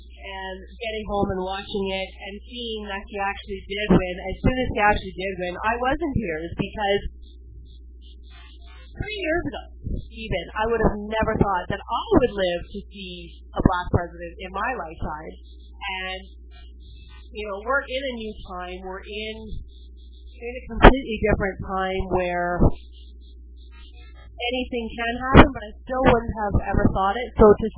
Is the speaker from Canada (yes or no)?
yes; Canada; I'm the Canadian and we're in Canada